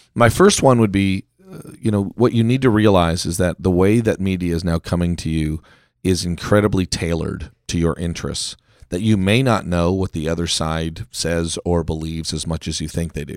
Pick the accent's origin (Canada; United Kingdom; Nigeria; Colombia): Canada; now in United States; I am a Canadian, you know, in America